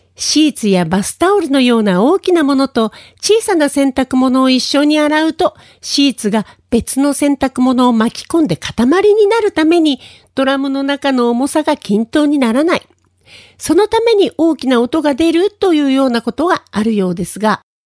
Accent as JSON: {"language": "Japanese", "region": "Tokyo", "country": "Japan", "tie": "born or raised there", "moved": "yes", "lives_now": "Okinawa, Japan", "said": "私の実家があった地域に目黒川という川が流れています。"}